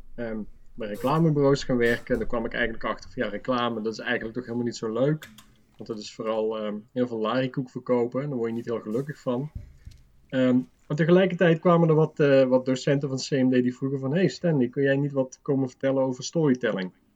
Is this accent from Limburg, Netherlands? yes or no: yes; Limburg, Netherlands; moved away; also born or lived in Breda; Ik kom uit Limburg